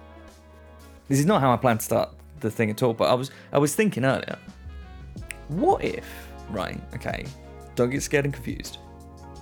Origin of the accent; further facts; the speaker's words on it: United Kingdom; just by being British